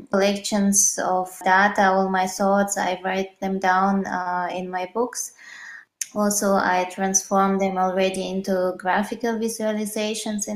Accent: Russia; moved away as an adult; now in Vienna, Austria; originally I'm from Russia, but I moved to different cities, and since 6 years I'm based in Vienna.

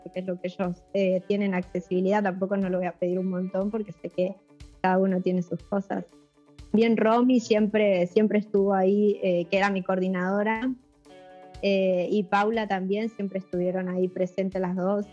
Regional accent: Buenos Aires, Argentina; nací en, Buenos Aires y me crié toda la vida acá en Capital

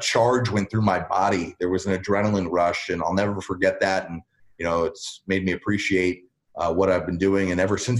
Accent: United States; moved away as an adult; now in Atlanta, United States; I grew up in the New York area

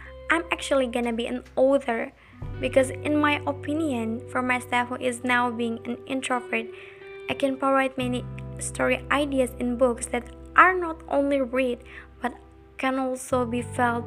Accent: Indonesia; also born or lived in Jakarta; I was born in Jakarta June 11, 2002, but I live in Pamulian village with my grandma and my grandpa since I was 5 years old

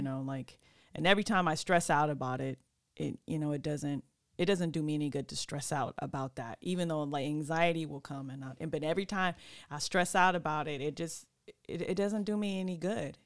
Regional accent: California, United States; also born or lived in Sacramento; I'm from California.

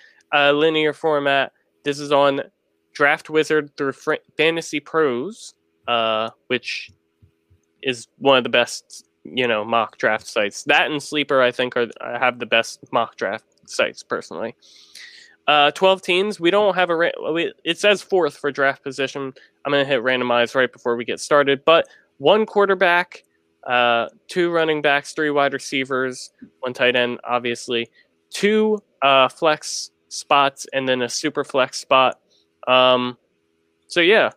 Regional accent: United States

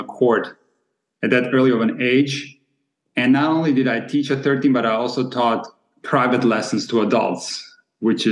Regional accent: Split, Split-Dalmatia County, Croatia; moved away; also born or lived in Germany / Rockford, Illinois / Hawaii; We're from Split, Croatia, a city that has produced a lot of great players

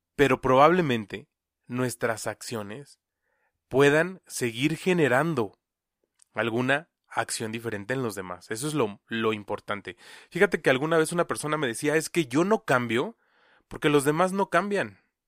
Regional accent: Mexico; como mexicanos

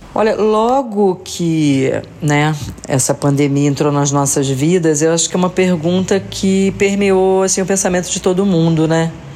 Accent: Rio de Janeiro, Brazil; eu sou carioca

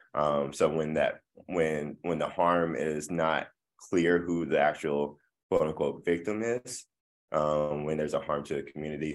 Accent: Midland, Texas, United States; moved away as an adult; now in Tulsa, United States; I am originally from West Texas, uh, Midland, Texas

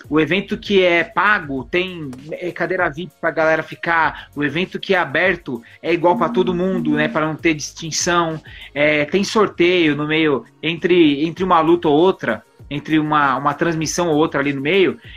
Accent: São Paulo, Brazil; eu sou de São Paulo e eu falo isso para qualquer um que for lutar lá

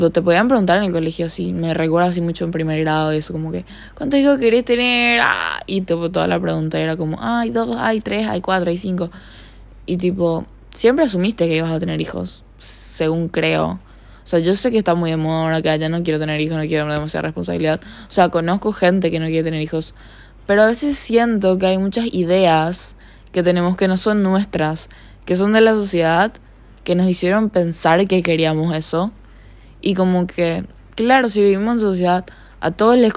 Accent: Paraguay; accent: slightly Argentine; De repente me sale un acento. me un poco argentino, creo. Soy paraguaya. Pero no sé por qué hablo así, sinceramente.

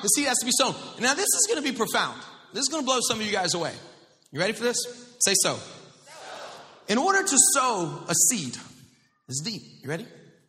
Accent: Florida, United States; I grew up in the South, like not South Florida. I mean, the real South, like Northwest Florida, like on up there.

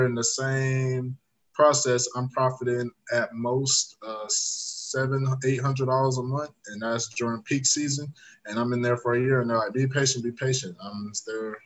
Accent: Atlanta, Georgia, United States; from Atlanta, Georgia

